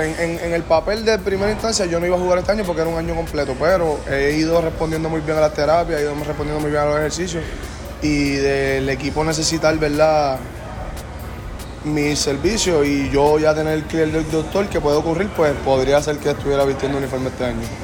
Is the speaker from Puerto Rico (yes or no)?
yes; Carolina, Puerto Rico; es mi pueblo, yo soy de Carolina, nací y criado